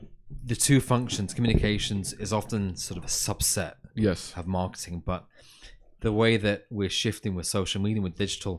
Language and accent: English; Manchester, North West England, United Kingdom; So computation was in Manchester, which is my hometown. That's right, where I was born and raised.